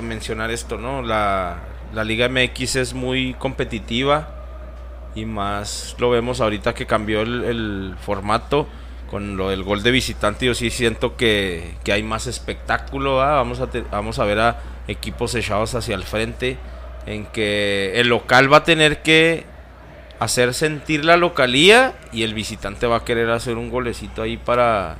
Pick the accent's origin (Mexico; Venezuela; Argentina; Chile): Mexico; Somos mexicanos.